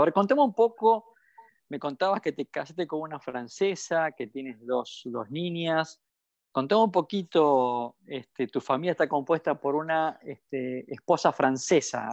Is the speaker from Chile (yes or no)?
no; Argentina; lo que somos los argentinos